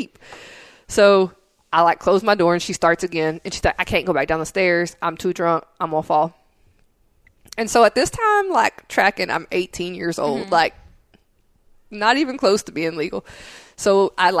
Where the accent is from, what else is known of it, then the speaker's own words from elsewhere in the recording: Tennessee, United States; I'm from Tennessee